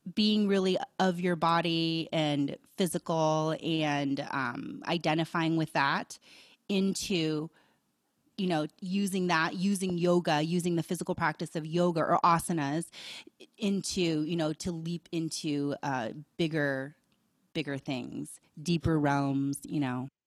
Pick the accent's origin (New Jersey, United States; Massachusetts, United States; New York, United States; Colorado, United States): Colorado, United States; Boulder; growing up in Boulder, it was very open-minded